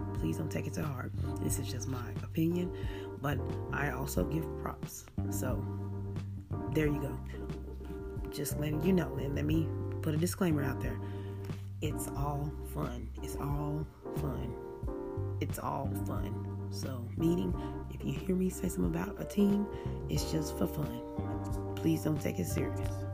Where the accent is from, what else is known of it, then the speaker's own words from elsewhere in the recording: Oklahoma, United States; I am born and raised in Oklahoma